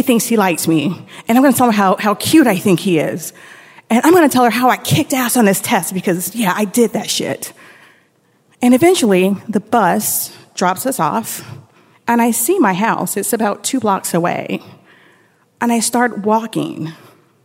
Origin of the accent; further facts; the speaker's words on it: Tampa, Florida, United States; we're going home from Brandon to Tampa